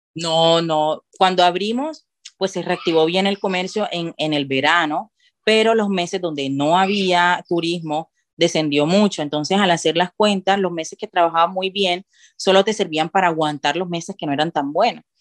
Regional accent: Cartagena, Bolívar, Colombia; moved away as an adult; now in Andorra; yo que soy de Cartagena

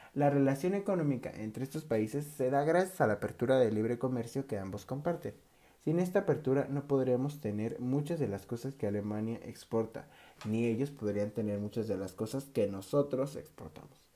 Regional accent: Mexico; nuestro país, México

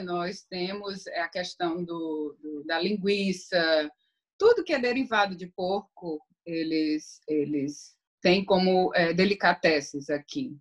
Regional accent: Fortaleza, Ceará, Brazil; moved away as an adult; now in Netherlands; eu Sou brasileira, sou de Fortaleza. Eu moro aqui na Holanda desde 2006.

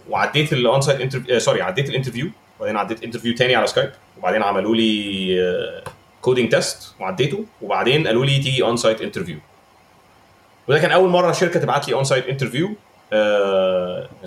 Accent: Egypt; ساعات بحس ان احنا في مصر تو هارش على جوده الانجليزي اللي عندنا في مصر

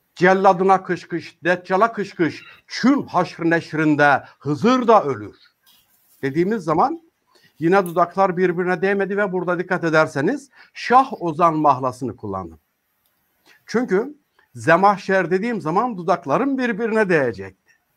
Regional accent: Çamlıbel, Tokat, Turkey; Ben Tokatlıyım. Ee, Tokat'ın Çamlıbel nahiyesinde dünyaya geldim.

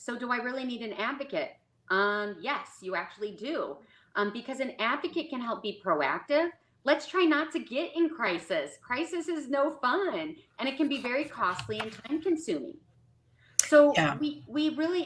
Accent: Midwest, United States; moved away as an adult; now in Dallas, United States; I'm originally from the Midwest. Now I'm down in Dallas, Texas. We moved down 4 years ago

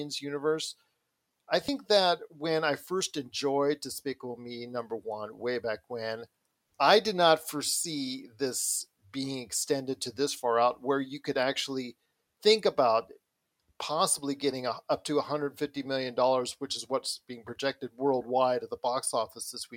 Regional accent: United States; as an American

